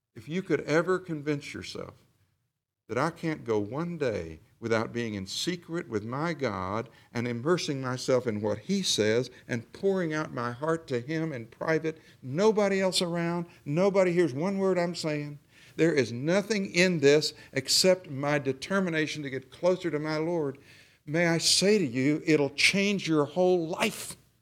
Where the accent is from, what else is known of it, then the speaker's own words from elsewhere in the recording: the South, Southern United States, United States; I said y'all. I'm a Southerner.